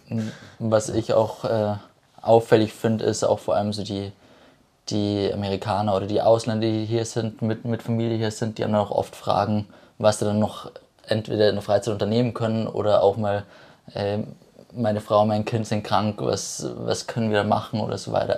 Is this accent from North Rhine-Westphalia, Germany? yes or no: no; Ebersberg, Bavaria, Germany; komme aus Ebersberg